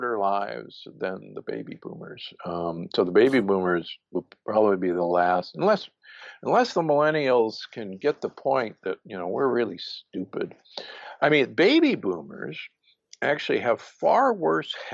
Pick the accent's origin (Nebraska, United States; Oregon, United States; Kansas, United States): Nebraska, United States; Omaha; I grew up in Omaha, Nebraska, which is, believe me, a meat-eating town